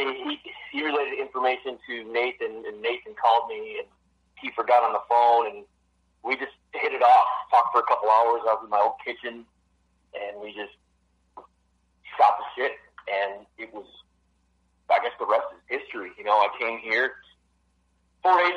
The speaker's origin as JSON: {"language": "English", "region": "Wisconsin", "country": "United States", "moved": "yes", "lives_now": "Texas, United States", "said": "So, I'm from the Midwest. I'm from Wisconsin originally. I live in Texas now"}